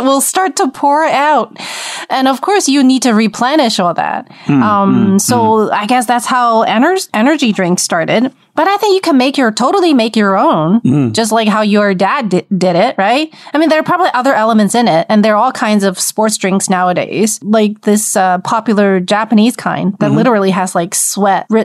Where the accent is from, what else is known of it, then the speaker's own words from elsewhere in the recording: Wuhan, Hubei, China; I was born in Wuhan, and you know how hot Wuhan gets in the summer